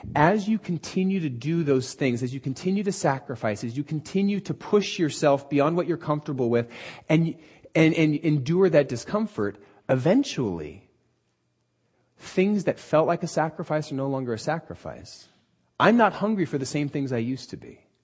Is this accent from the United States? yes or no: yes; Southern California, United States; we're from Southern California and aren't used to any sort of weather that doesn't involve sandals